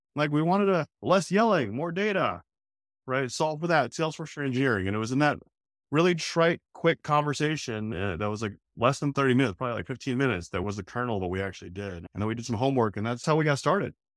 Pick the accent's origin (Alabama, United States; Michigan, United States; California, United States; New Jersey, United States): California, United States; Oakland; moved away as an adult; now in Boston, United States; I'm actually a West Coast guy, I grew up in Oakland